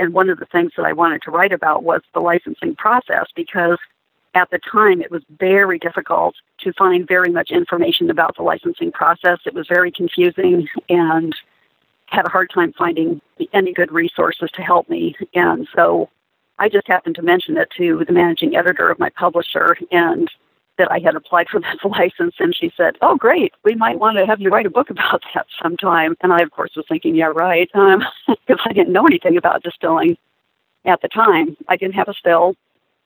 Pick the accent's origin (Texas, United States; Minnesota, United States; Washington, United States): Washington, United States; Seattle; also born or lived in Olympic Mountains foothills, Washington; I grew up in Seattle and lived there for the first 45 years of my life